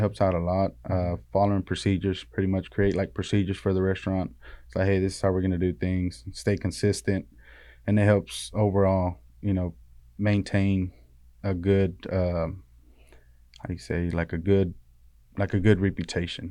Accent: Río Bravo, Tamaulipas, Mexico; now in Metter, United States; we're from Tamaulipas, from, uh, Río Bravo

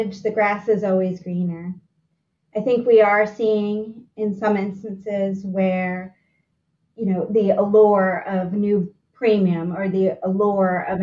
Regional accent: Philadelphia, Pennsylvania, United States; As a Philadelphian

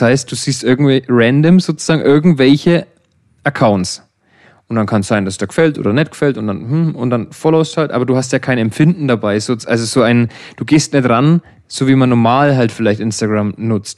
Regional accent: Germany; Bei uns in Deutschland

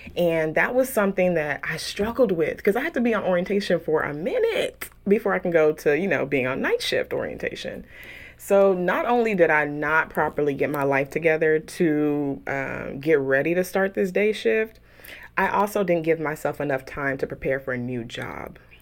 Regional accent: Houston, Texas, United States; moved away as an adult; also born or lived in San Francisco Bay Area, California; now in Dallas, United States; I grew up in Houston, um, proud of being raised in Southwest A-Leaf, Texas

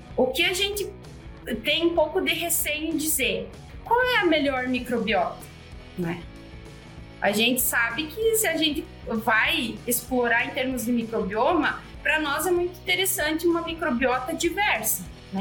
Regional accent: Santo Cristo, Rio Grande do Sul, Brazil; eu sou de Santo Cristo. Ele é o maior produtor de suínos do estado, do Rio Grande do Sul

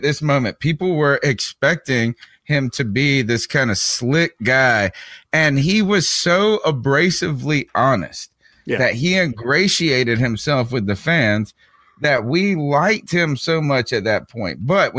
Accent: Eastern North Carolina, United States; I'm from Eastern North Carolina. My mom is actually from Queens, but I was born here in the South. So I'm a Southerner.

